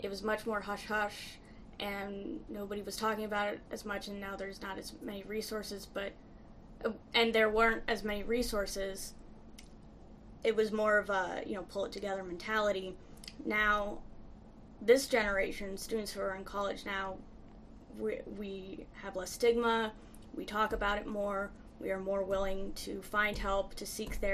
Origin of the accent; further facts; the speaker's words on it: Midwest, United States; moved away as an adult; now in Boston, United States; I'm from the Midwest. A lot of people I grew up with stayed in the Midwest